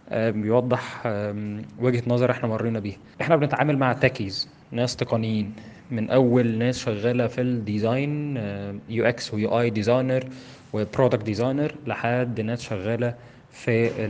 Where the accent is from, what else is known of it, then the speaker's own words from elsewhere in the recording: Egypt; عندنا في مصر